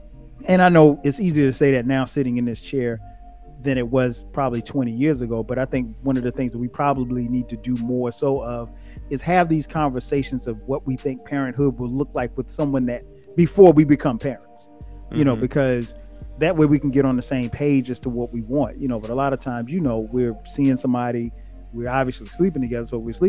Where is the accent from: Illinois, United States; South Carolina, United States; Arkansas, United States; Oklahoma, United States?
South Carolina, United States; I'm from the South, you know, I'm from a small country town in South Carolina.